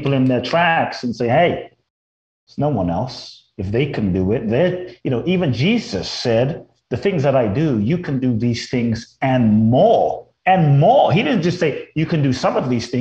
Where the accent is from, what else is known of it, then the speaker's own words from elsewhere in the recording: London, United Kingdom; moved away as an adult; also born or lived in Mexico; now in Los Angeles, United States; I grew up in London, and then I've lived in Los Angeles for pretty much over half my life now, since I was 18